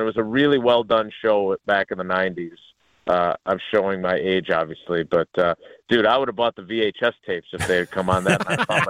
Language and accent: English; Milwaukee, Wisconsin, United States; I grew up in Milwaukee.